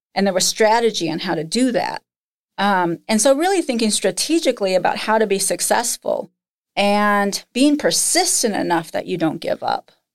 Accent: Nebraska, United States; moved away; also born or lived in Lincoln, Nebraska / Minnesota; growing up in Nebraska

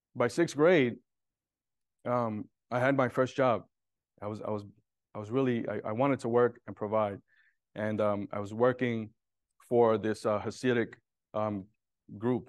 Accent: New York City, New York, United States; I was born and raised in Brooklyn, in a low income area, and I was, I was raised in Williamsburg

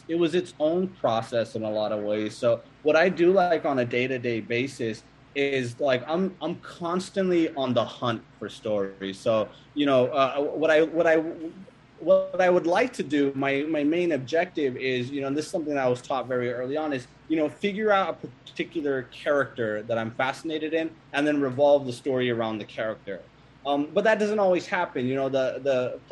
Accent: Sacramento, California, United States; moved away as an adult; also born or lived in Iowa; when I was growing up in Sacramento

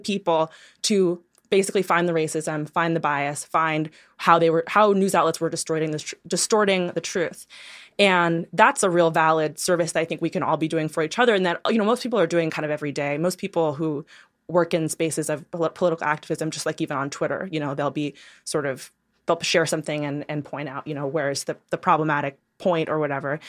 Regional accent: New York City, New York, United States; I'm from Brooklyn, New York

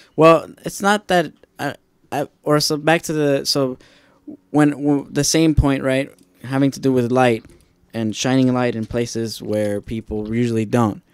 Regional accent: Lynwood, United States; where I grew up in Linwood

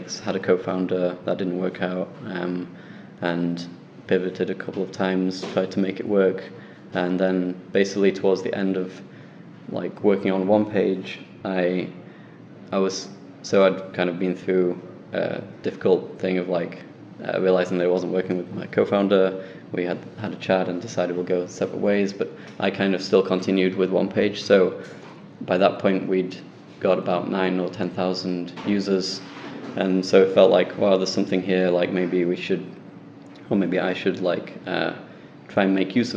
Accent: Sheffield, Yorkshire and the Humber, United Kingdom; back in Sheffield in my hometown

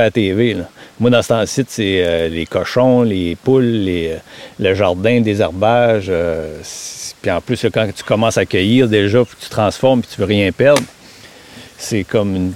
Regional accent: Matapédia, Quebec, Canada; moved away; originaire de Matapédia et revenu ici en 97

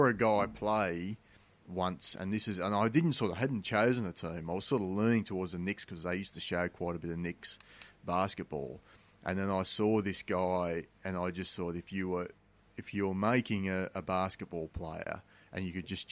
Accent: Australia; the big differences for me growing up in Australia is we didn't play a lot of basketball.

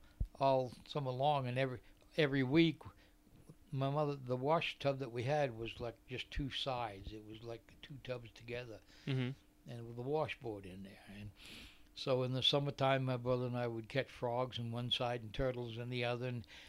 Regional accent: Rochester, New Hampshire, United States; born there; Mm-hmm. I was born in Rochester.

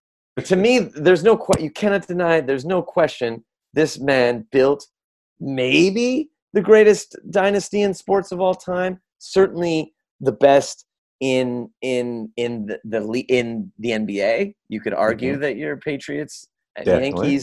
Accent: Canada; for myself as a Canadian

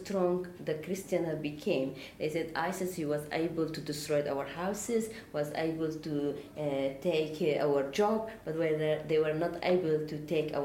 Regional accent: Kurdistan Region, Iraq; also born or lived in Nineveh Plain; I born in Nineveh Plain, but I grew up in Kurdistan

